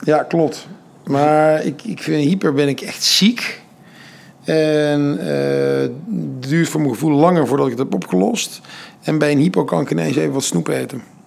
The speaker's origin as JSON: {"language": "Dutch", "town": "'s-Hertogenbosch", "region": "North Brabant", "country": "Netherlands", "also_born_or_lived": "Amsterdam", "said": "Ik kom uit Den Bosch"}